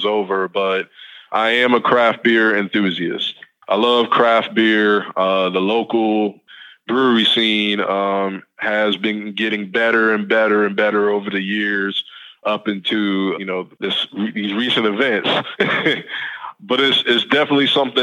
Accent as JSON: {"language": "English", "region": "the South", "country": "United States", "tie": "born or raised there", "said": "I'm born and raised in the South"}